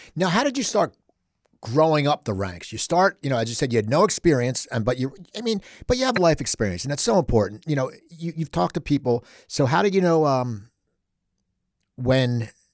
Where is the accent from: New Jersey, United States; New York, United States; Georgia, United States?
New Jersey, United States; Cherry Hill; I grew up in Cherry Hill, not Jenkintown.